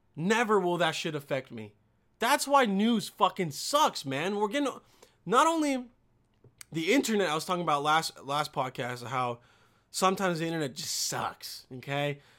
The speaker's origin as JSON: {"language": "English", "country": "Bosnia & Herzegovina", "said": "I'm from Bosnia"}